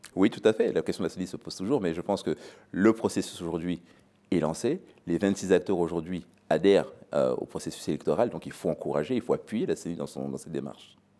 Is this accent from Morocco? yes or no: no; DR Congo; moved away; mon pays d'origine